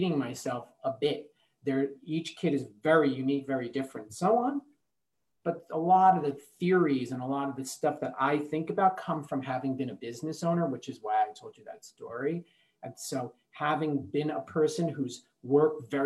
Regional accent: New Jersey, United States; I'm from New Jersey

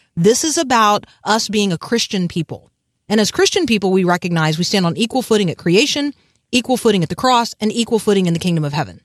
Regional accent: United States; I'm a Protestant, um, and I'm an American

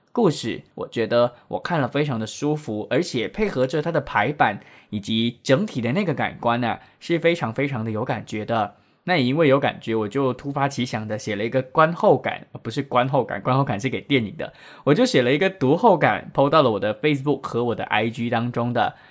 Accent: Penang, Malaysia; now in Kuala Lumpur, Malaysia; 从我老家槟城呢寄到来吉隆坡给我

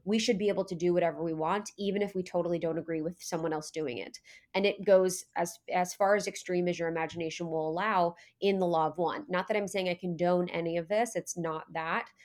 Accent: Ohio, United States; I was born in Ohio

